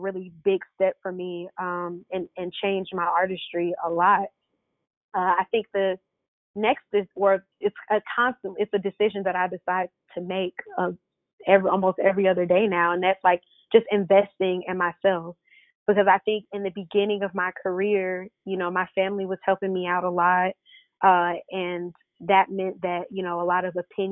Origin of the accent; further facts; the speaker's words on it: Stone Mountain, Georgia, United States; also born or lived in New Jersey; I'm pretty much from Atlanta. I was born in New Jersey, but I grew up in Stone Mountain, Lithonia area, and I stayed here